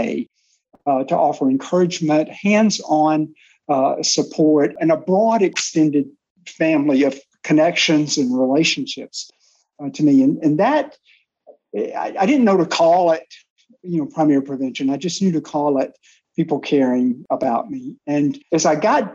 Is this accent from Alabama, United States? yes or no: yes; Alabama, United States; moved away as an adult; my home state of Alabama